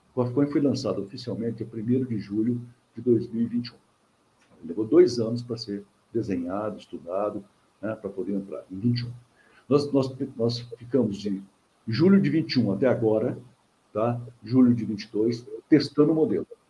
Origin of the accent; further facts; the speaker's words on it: Minas Gerais, Brazil; eu também sou mineiro